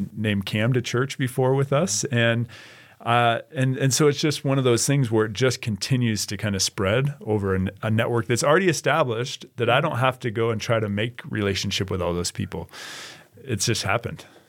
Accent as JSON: {"language": "English", "town": "Boise", "region": "Idaho", "country": "United States", "tie": "born or raised there", "said": "I grew up in Boise, Idaho"}